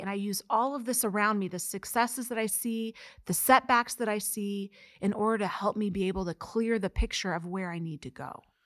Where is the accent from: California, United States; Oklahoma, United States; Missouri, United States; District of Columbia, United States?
Missouri, United States; Mexico; I'm from Mexico, Missouri